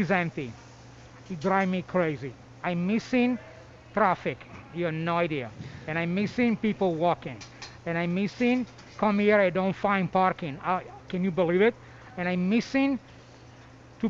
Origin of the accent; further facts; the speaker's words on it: Milan, Lombardy, Italy; now in Denver, United States; I'm from Milano